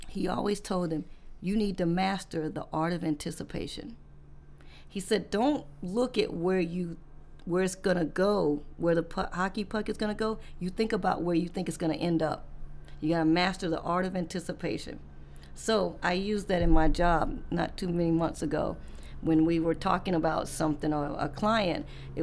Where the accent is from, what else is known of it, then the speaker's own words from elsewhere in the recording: the South, United States; I'm from the South